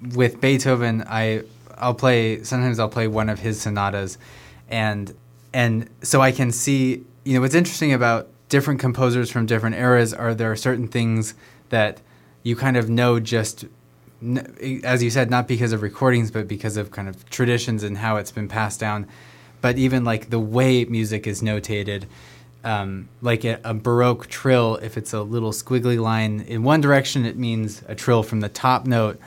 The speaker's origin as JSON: {"language": "English", "town": "Sunriver", "region": "Oregon", "country": "United States", "tie": "born or raised there", "said": "I grew up in Sun River, just a little ways south of here"}